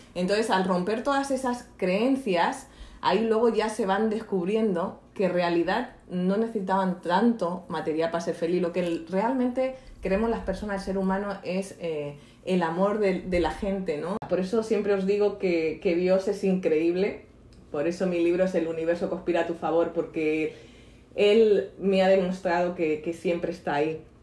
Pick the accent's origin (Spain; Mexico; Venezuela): Spain; Barcelona, Catalonia; moved away as an adult; also born or lived in Marbella; yo soy de Barcelona y luego me fui de, a los 27 años hasta Marbella